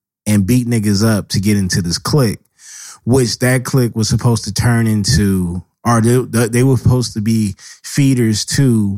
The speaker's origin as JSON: {"language": "English", "town": "Los Angeles", "region": "California", "country": "United States", "tie": "born or raised there", "said": "I stayed on the East Side and built my history from there"}